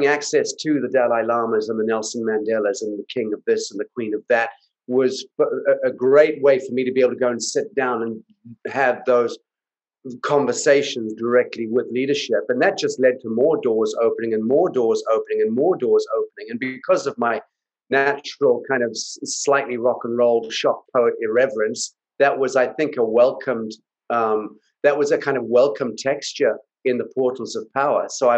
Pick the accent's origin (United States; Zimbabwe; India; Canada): Zimbabwe; But I grew up in Africa in a war, the war for independence for Zimbabwe. So I grew up in Rhodesia, which became Zimbabwe.